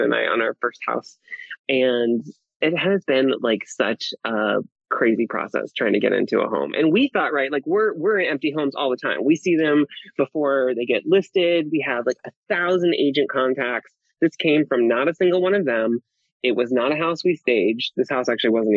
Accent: Iowa, United States; moved away as an adult; now in California, United States; I'm from Iowa originally, and I came out to California in 2009

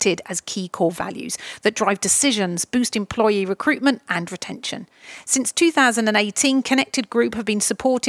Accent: Chatham, South East England, United Kingdom; I'm from Chatham

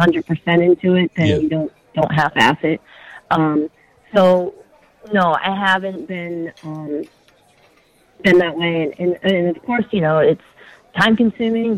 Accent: Massachusetts, United States; moved away; I grew up in Massachusetts

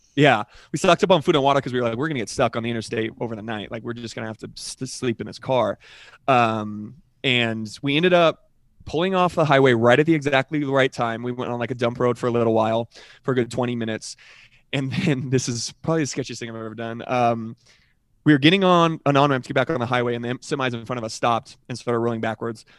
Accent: Colorado, United States; I'm from Colorado

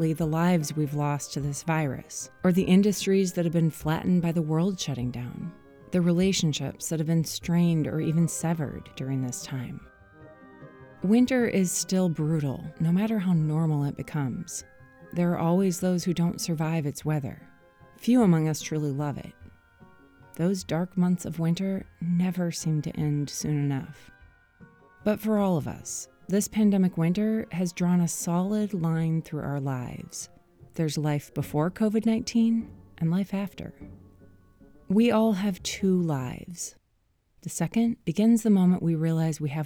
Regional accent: Minnesota, United States; moved away as an adult; now in California, United States; Growing up in Minnesota

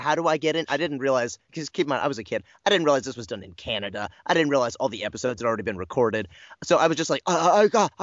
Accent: United States; as an American

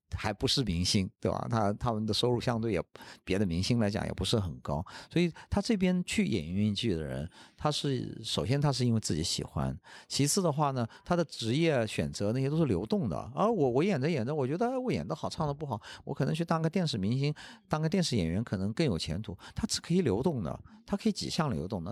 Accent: China; 我们中国人

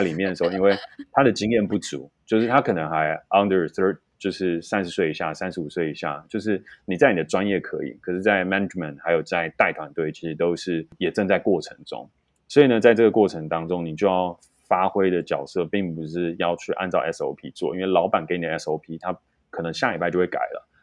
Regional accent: Taiwan; 我们台湾人太不把压力当一回事

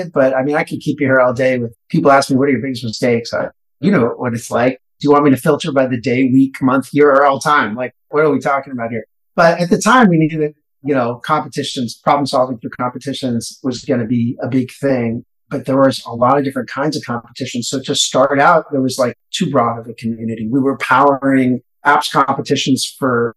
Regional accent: San Diego, California, United States; moved away as an adult; now in New York, United States; I grew up in San Diego

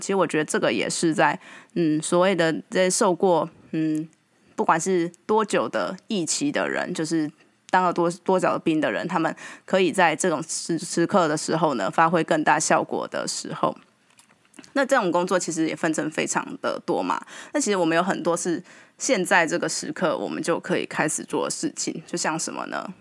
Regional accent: Taiwan; 我们台湾人

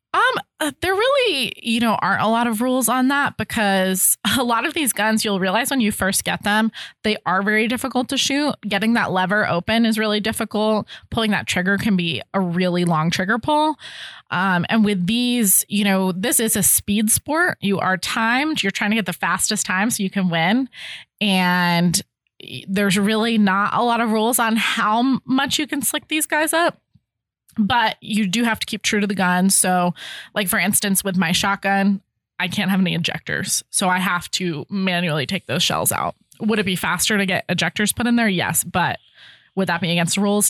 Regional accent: Connecticut, United States; moved away as an adult; now in Ohio, United States; I'm from Connecticut, so I'm not from Ohio

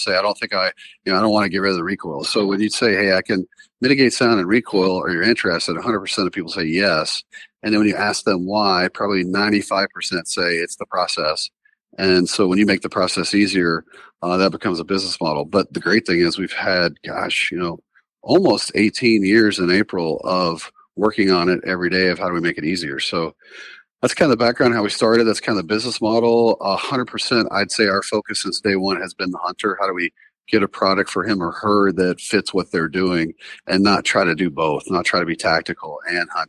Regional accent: the South, United States; moved away as an adult; also born or lived in North Carolina; now in South Dakota, United States; I grew up in the South

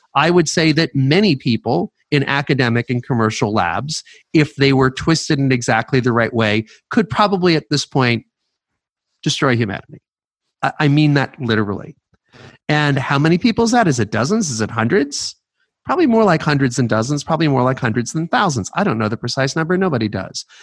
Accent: New York, United States; moved away as an adult; also born or lived in California; I uh, was born in New York City. I grew up at just outside of New York.

